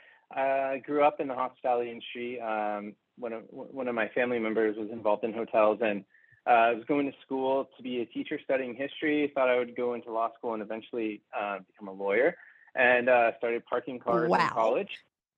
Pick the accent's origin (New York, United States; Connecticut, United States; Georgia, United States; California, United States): California, United States; Southern; moved away as an adult; also born or lived in East Coast / Bay Area / Hawaii; now in Las Vegas, United States; I'm born and raised in Southern California. I've been on the East Coast, the Bay Area, out to Hawaii multiple times.